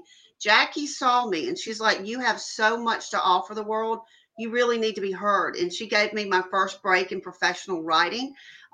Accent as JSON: {"language": "English", "town": "Jackson", "region": "Mississippi", "country": "United States", "said": "I am from Jackson, Mississippi."}